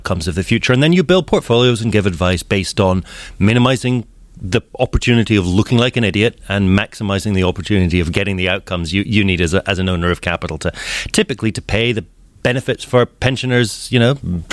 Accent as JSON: {"language": "English", "region": "Scotland", "country": "United Kingdom", "tie": "born or raised there", "moved": "as an adult", "lives_now": "Seattle, United States", "said": "Born and raised in Scotland, lived a good part of my life in the UK"}